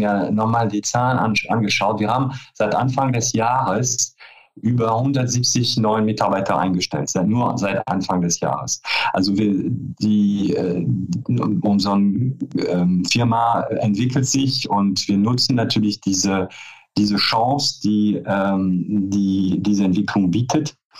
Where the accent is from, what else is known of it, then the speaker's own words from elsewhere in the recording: France; German is a second language; moved away as an adult; also born or lived in Paris; now in Cologne, Germany; Also ich bin zwar gebürtige Franzose, ähm, bin aber schon ähm, äh, Oktober 89 nach Köln gekommen